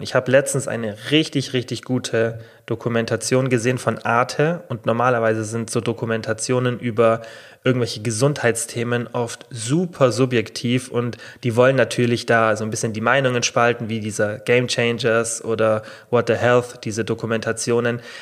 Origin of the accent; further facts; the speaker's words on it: Germany; hier bei uns in Deutschland